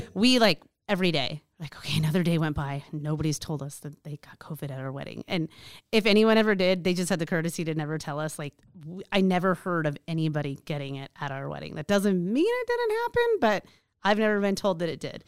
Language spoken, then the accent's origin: English; Alaska, United States; I was born and raised in Alaska